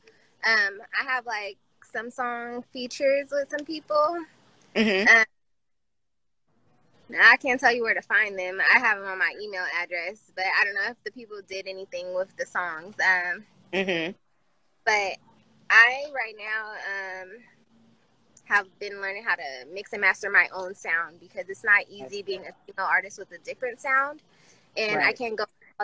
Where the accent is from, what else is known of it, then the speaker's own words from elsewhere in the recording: Vallejo, California, United States; also born or lived in Oakland / Sacramento; I'm from Vallejo.